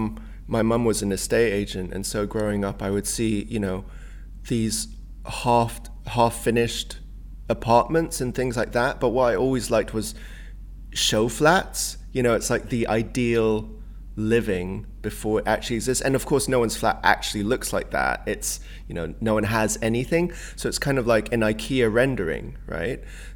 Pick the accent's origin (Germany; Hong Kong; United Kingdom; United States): Hong Kong; also born or lived in Singapore; I grew up a lot in Southeast Asia where, you know, like Hong Kong and Singapore, it's very chaotic as like an urban environment.